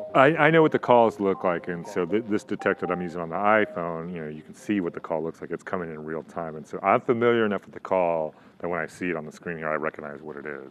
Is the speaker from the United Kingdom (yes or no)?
yes; England, United Kingdom; now in San Diego, United States; I actually grew up in England, and so that's kind of where I had my first experiences.